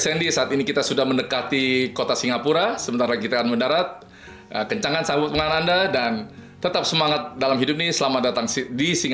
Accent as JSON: {"language": "Indonesian", "region": "North Sumatra", "country": "Indonesia", "said": "Gue orang Bataknya sih."}